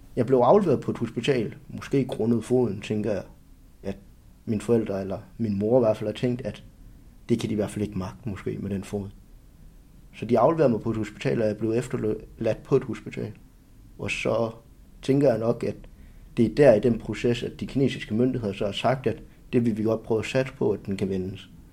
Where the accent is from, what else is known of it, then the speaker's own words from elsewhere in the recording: Silkeborg, Central Denmark Region, Denmark; also born or lived in China; født i Kina, og min hjemby jeg er Silkeborg, og der er jeg vokset op